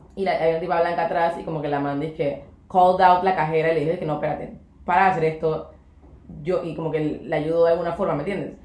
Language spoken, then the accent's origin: Spanish; Panama; somos súper panameñas